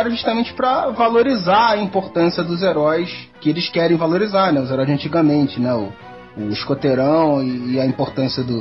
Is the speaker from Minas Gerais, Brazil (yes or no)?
yes; Barbacena, Minas Gerais, Brazil; Então, quando eu era criança nem lá em Barbacena, tinha um, tinha um moço lá